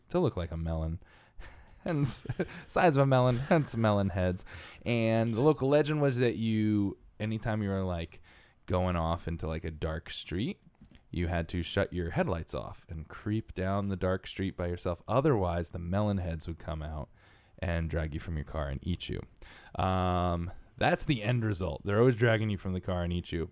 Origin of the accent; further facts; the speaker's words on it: Connecticut, United States; I'm from Connecticut